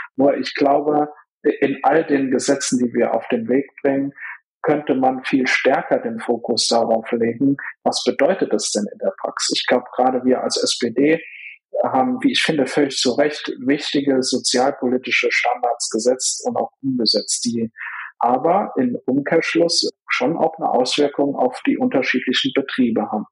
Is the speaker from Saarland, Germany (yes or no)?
yes; Saarland, Germany; ich kann als Saarländer sagen